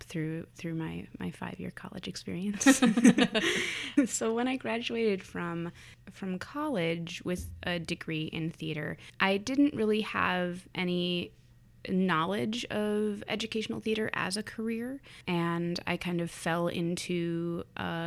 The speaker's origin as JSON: {"language": "English", "region": "Wisconsin", "country": "United States", "tie": "born or raised there", "said": "I was attending one of the two-year University of Wisconsin schools that's actually in my hometown"}